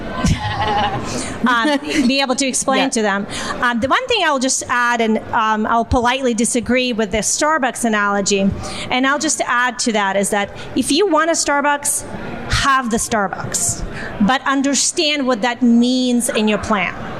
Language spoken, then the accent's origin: English; Siberia, Russia; moved away; my hometown in Siberia